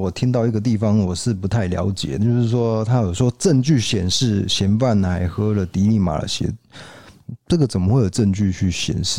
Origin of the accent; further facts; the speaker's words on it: North, Taiwan; 然后他又问我说："在哪里读大学？"那因为我是北部人，他告诉我说："哎，要加油啊！"